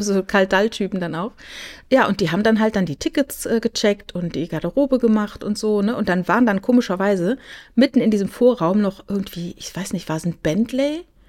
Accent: near Karlsruhe, Baden-Württemberg, Germany; ich komme ja aus der Nähe von Karlsruhe

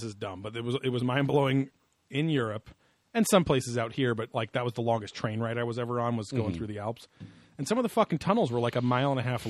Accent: Orange County, California, United States; we grew up in Orange County.

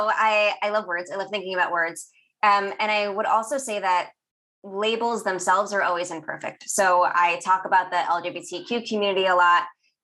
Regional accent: New York City, New York, United States; accent: New York; also born or lived in Brooklyn; I am trans, non-binary. I'm from Staten Island. So if we really want to get into New York accents, I can have an accent come out very quickly

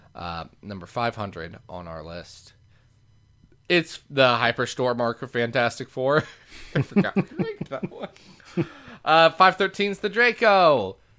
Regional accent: Lexington, Kentucky, United States; I'm from Lexington

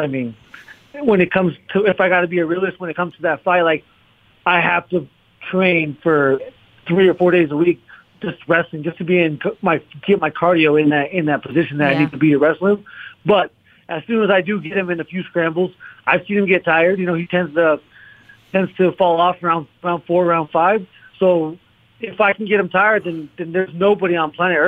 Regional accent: Arizona, United States; We're both from Arizona, both Arizona State champions, both Mexican Americans

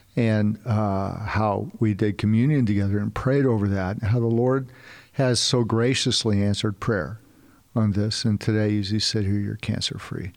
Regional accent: California, United States; now in Texas, United States; we're originally from California, now we live in Texas.

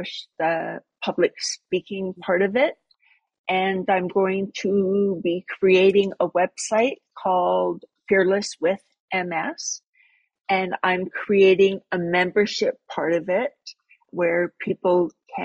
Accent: Sparwood, British Columbia, Canada; born or raised there

